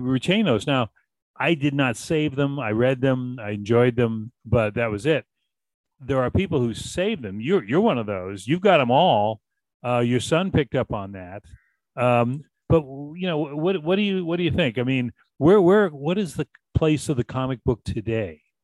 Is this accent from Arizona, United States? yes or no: no; Boston, Massachusetts, United States; growing up in Boston